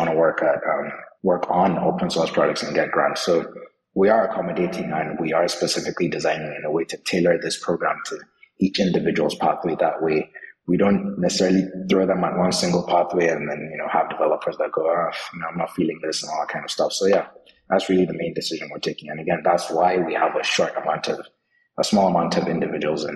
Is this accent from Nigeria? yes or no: yes; Nigeria; I'm Nigerian as well